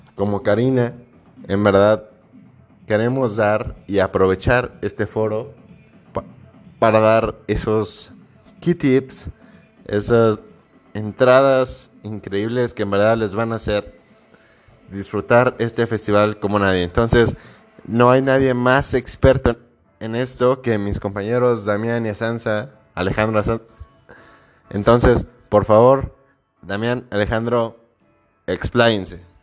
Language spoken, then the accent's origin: Spanish; Mexico; somos mexicanos